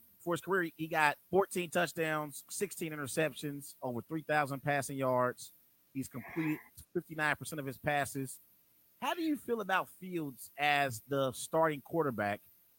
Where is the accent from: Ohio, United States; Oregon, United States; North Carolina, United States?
Ohio, United States; Cincinnati; I'm from Cincinnati